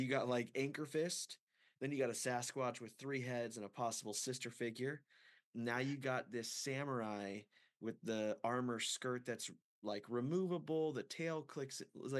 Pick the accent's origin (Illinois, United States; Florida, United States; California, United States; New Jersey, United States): California, United States; Fresno; moved away; I grew up in Fresno until I was 19.